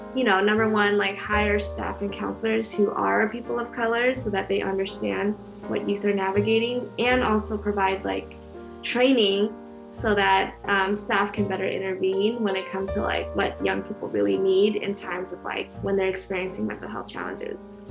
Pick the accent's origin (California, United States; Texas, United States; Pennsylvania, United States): California, United States; Orange County; moved away as an adult; also born or lived in Berkeley, California; now in Oakland, United States; I'm originally from Orange County and I live in Oakland